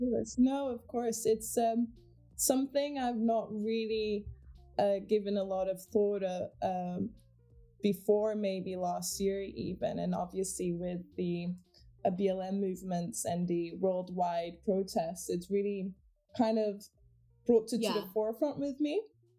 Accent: Portugal; So I was born and raised in Portugal. My mother is Dutch and my dad's Jamaican, and they were both living mm-hmm. in Portugal at the time.

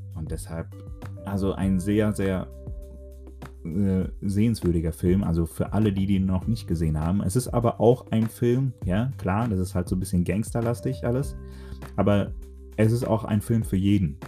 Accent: Dortmund, North Rhine-Westphalia, Germany; ich komme aus dem Pott, speziell aus Dortmund

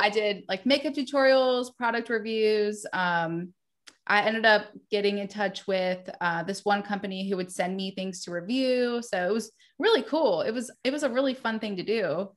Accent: Wendell, North Carolina, United States; also born or lived in Virginia Beach, Virginia; I grew up in Wendell, North Carolina

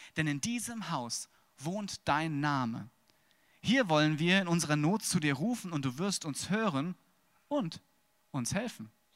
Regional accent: Wiesbaden, Hesse, Germany; geboren in Wiesbaden.

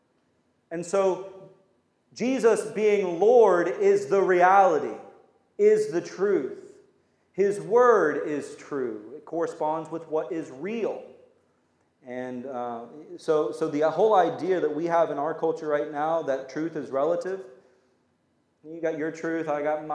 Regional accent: United States; We're Americans

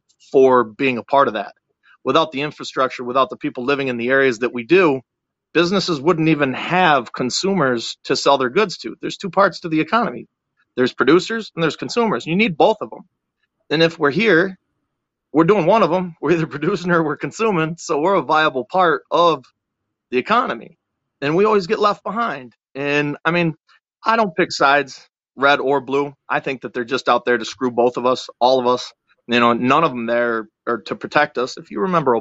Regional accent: Buffalo, New York, United States; moved away as an adult; now in Florida, United States; I'm originally from Western New York, near Letchworth State Park.

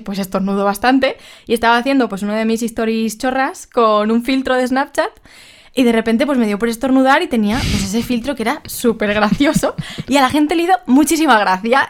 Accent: Alicante, Valencian Community, Spain; soy de Alicante

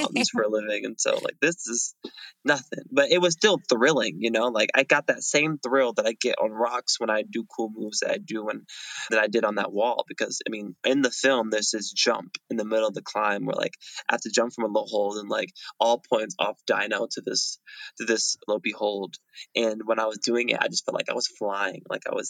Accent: Fayetteville, North Carolina, United States; I'm from Fayetteville, North Carolina

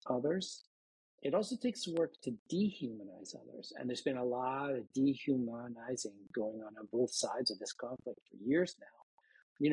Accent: Massachusetts, United States; I'm from Massachusetts

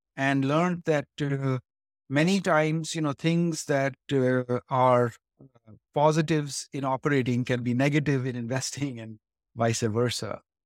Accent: India; moved away as an adult; now in Silicon Valley, United States; I grew up in India and came here to study eventually to Stanford

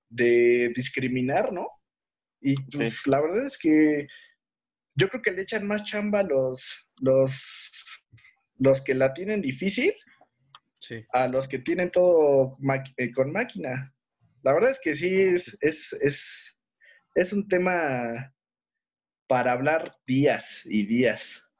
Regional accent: Xochimilco, Mexico City, Mexico; Digamos que yo soy de Xochimilco. Yo sí soy de Xochimilco.

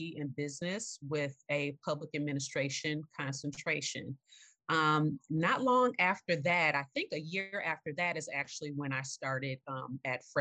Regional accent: Evanston, Illinois, United States; also born or lived in Carbondale, Illinois / Chicago; my family and I moved to Evanston, Illinois, which is the suburb directly north of Chicago

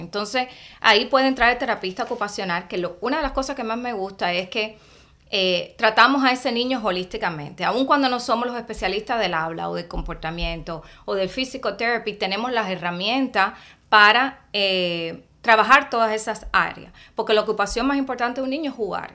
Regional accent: Cuba; moved away as an adult; now in Miami, United States; yo vine de Cuba y empecé en Miami Day. y ya tenía como 26 años at that time

